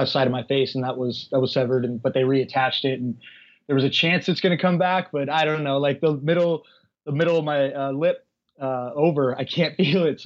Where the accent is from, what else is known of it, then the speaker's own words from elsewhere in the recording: Northern California, United States; moved away as an adult; now in Los Angeles, United States; I was raised in Northern California